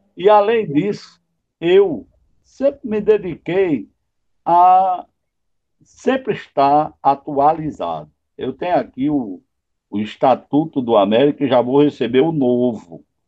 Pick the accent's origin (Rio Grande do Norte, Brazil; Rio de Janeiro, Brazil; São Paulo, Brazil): Rio Grande do Norte, Brazil; Natal; moved away as an adult; also born or lived in Juazeiro; na minha cidade, onde eu nasci. Eu nasci na Avenida Floriano Peixoto, 549.